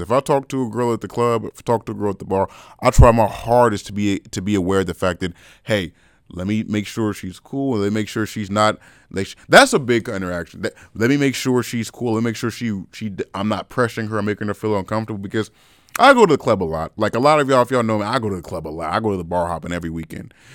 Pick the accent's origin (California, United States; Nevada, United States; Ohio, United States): California, United States; I was born in California